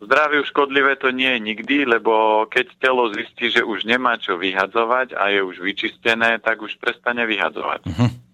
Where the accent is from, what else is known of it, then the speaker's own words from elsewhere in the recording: Orava, Žilina Region, Slovakia; moved away; ja som z Oravy a u nás sú paradajky a keď som prišiel túto dole, no tak som počul rajčina